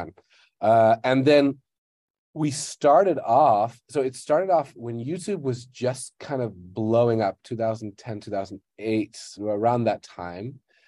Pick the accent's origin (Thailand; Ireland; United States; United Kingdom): Thailand; also born or lived in Netherlands / Malaysia; So I currently live in Bangkok, Thailand, and I am from the Netherlands originally. I kind of grew up in Thailand and Malaysia.